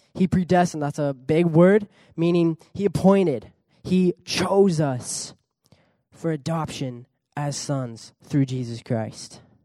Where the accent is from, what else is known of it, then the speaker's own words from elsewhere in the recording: California, United States; also born or lived in Pichilemu, Chile; I was born in California, grew up there